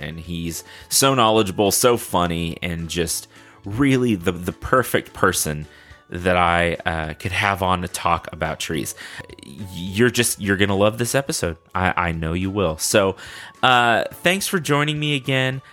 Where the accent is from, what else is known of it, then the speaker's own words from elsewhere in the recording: Texas, United States; with Texans, we will at some point tell you how great Texas is